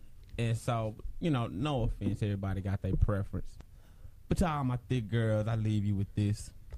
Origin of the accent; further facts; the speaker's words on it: the South, United States; I'm from the South.